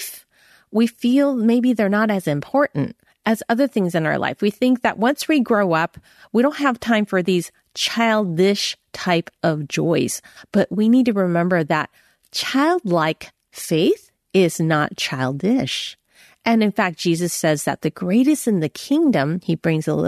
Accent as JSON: {"language": "English", "town": "San Francisco", "region": "California", "country": "United States", "tie": "born or raised there", "said": "I was born in San Francisco Chinatown"}